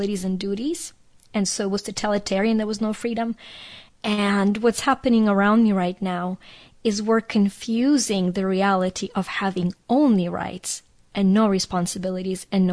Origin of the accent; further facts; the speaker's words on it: Ukraine; moved away; I grew up in Ukraine, that was a part of the Soviet Union